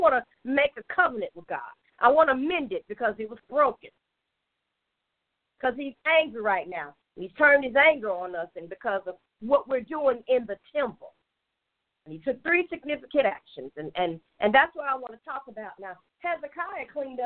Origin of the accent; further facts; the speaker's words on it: Chicago, Illinois, United States; my house growing up in Chicago